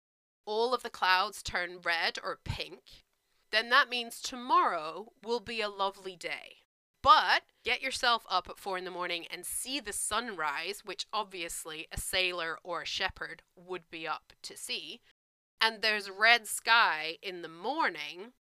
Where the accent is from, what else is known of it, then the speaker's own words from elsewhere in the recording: United Kingdom; I'm British